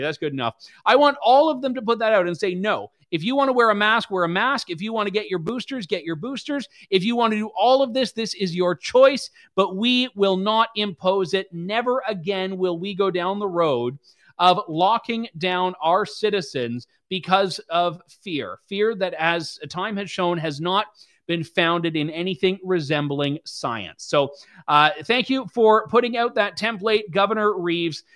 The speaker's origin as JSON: {"language": "English", "country": "Canada", "said": "as a Canadian"}